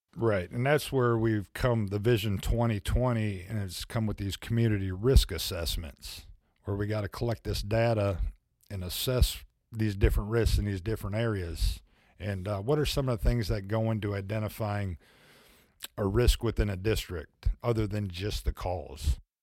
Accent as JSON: {"language": "English", "region": "Midwest", "country": "United States", "moved": "yes", "lives_now": "Fayetteville, United States", "said": "I'm from the Midwest"}